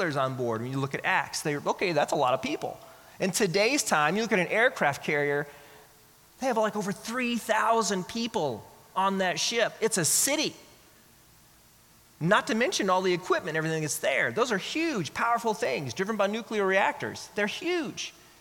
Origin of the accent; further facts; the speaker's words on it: Oklahoma, United States; now in Texas, United States; I'm from Oklahoma, so I went to Oklahoma.